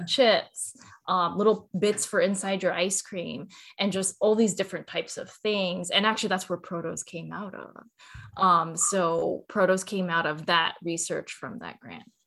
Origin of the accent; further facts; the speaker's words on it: Cerritos, California, United States; I grew up in California in a city called Cerritos